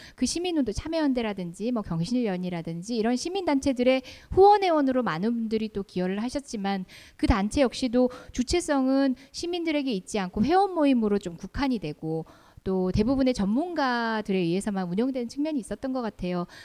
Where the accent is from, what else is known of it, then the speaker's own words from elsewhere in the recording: Daegu, South Korea; moved away; 사실 저는 고향이 대구입니다. 대구에서 대학교까지 나왔고